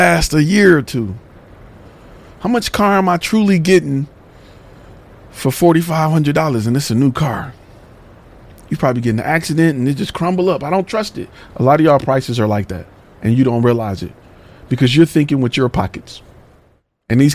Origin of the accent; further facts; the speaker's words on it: Detroit, Michigan, United States; Coming from the hood. I'm from the hood. I'm from Detroit